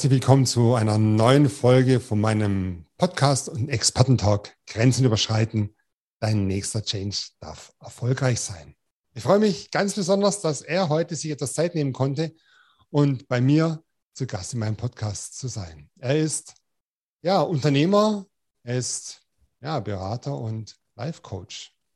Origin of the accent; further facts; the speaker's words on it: Baden-Württemberg, Germany; accent: Swabian; Wir hatten ja schon ein kleines Schwätzchen, sage ich mal so, auf Schwäbisch, ne, aus meiner Heimat schon von her